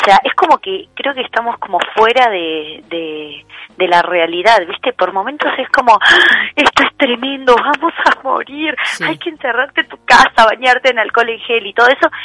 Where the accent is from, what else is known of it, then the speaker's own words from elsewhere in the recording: Uruguay; now in Argentina; tengo residencia en la Argentina, pero soy uruguaya también